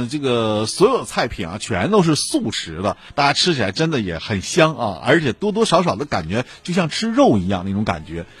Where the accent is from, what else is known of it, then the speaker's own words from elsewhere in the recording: Shenyang, Liaoning, China; 我们沈阳人